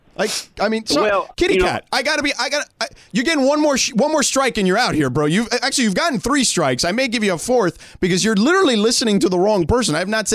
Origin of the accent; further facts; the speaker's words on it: New York, United States; born there; Not raised, actually, born.